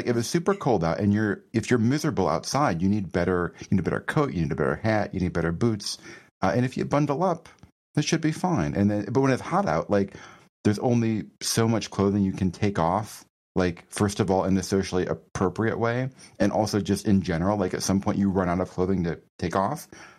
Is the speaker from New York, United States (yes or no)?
yes; Rochester, New York, United States; also born or lived in Boston; So I grew up in Western New York, at Rochester, New York, which is near to Buffalo. And we had a lot of snow.